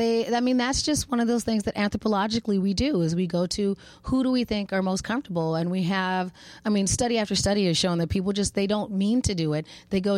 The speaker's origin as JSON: {"language": "English", "region": "Arizona", "country": "United States", "accent": "non-regionally specific", "said": "And I'm, you know, I'm a black girl, but I'm from Arizona. We have non-regionally specific accents."}